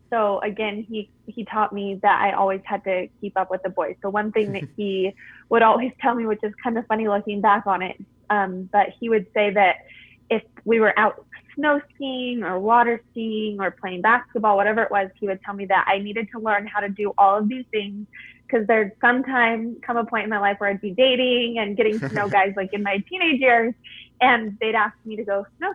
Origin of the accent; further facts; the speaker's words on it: Provo, Utah, United States; I grew up in Provo, Utah.